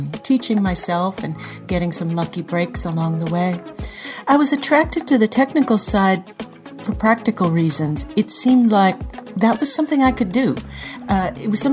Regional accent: Anaheim, California, United States; I grew up in Anaheim, California

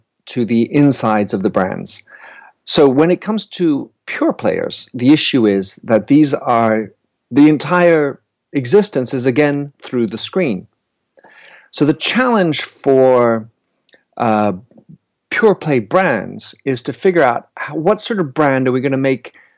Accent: United States; also born or lived in Paris; now in London, United Kingdom; I'm an American based in London and Paris

